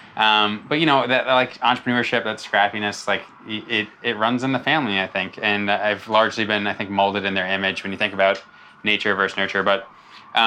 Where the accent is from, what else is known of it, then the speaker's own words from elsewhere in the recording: Long Island, New York, United States; I grew up on Long Island, New York, son of a New York City fireman and a New York City school teacher. I have three older sisters